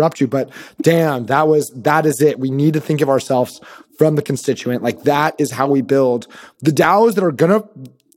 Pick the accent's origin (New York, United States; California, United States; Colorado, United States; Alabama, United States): California, United States; Sacramento; I'm actually from Sacramento